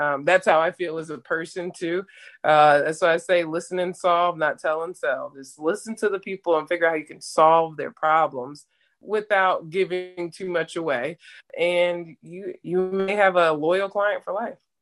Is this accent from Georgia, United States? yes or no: yes; Atlanta, Georgia, United States; moved away; also born or lived in Jacksonville, Florida; I'm actually from Atlanta, Georgia, and went to school in Jacksonville, uh, Jacksonville University in Jacksonville, Florida